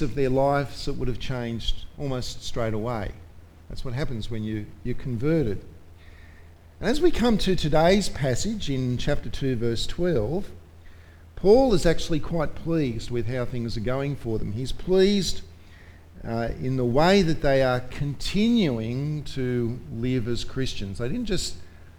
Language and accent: English; Australia; as an Australian